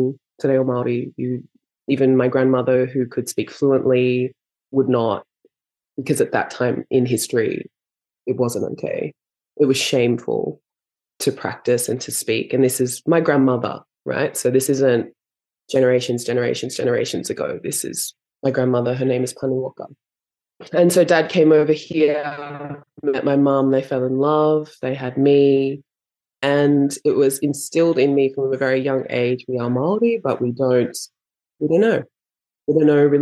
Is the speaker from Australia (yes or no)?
yes; Australia; I was raised here in Australia with my mum and my father